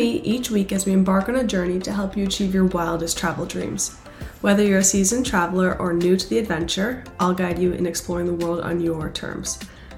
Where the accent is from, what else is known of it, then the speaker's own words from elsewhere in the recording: Boston, Massachusetts, United States; I'm from Boston